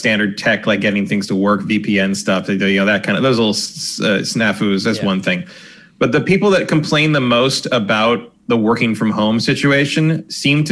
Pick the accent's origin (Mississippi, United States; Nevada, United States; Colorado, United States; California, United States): California, United States; south of San Francisco; moved away; We were 20 miles south, like mid peninsula, like right where EA is.